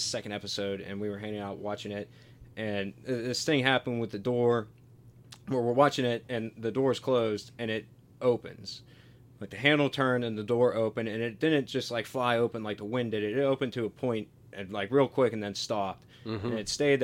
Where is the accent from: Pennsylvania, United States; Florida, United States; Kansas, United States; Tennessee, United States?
Pennsylvania, United States; Pittsburgh; I'm from Pittsburgh